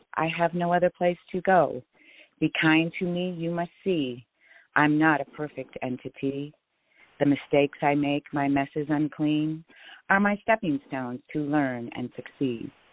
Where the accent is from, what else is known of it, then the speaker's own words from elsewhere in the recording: Illinois, United States; moved away as an adult; also born or lived in Texas / Seattle; now in Phoenix, United States; I was born in Illinois